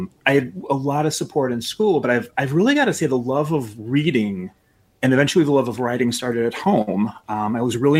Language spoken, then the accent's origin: English; Chicago West Suburbs, Illinois, United States; So I'm a Chicagoan. I grew up in the West Suburbs, and I've lived in Chicago for about 12 years in the city.